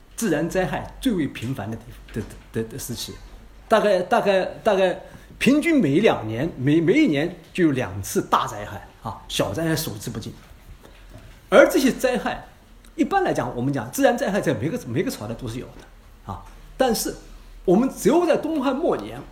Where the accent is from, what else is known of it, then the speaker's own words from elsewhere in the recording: China; 我们中国人